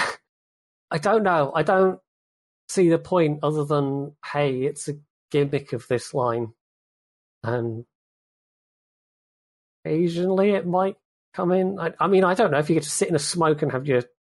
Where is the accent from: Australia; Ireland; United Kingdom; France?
United Kingdom; as a Brit